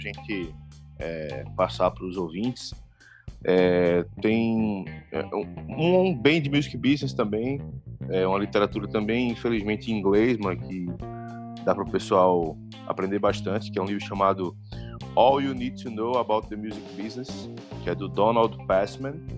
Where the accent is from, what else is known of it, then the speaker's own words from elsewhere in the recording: Recife, Pernambuco, Brazil; eu sou de Recife